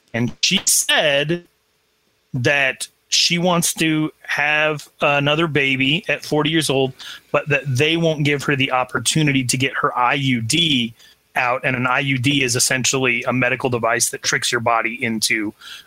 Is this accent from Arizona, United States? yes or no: yes; Arizona, United States; growing up in Arizona